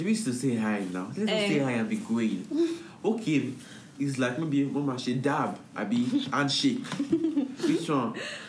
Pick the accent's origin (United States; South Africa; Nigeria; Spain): Nigeria; As a Nigerian, I can never feel distancing myself.